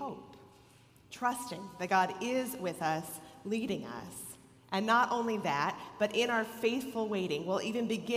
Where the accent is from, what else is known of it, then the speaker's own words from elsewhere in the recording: Rochester, New York, United States; now in Cleveland, United States; the University of Rochester, my hometown